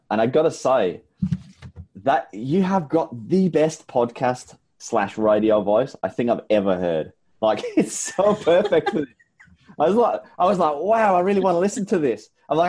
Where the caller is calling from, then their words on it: Brisbane, Queensland, Australia; I'm calling in from Brisbane, Australia. It is the middle of summer here and it is hot.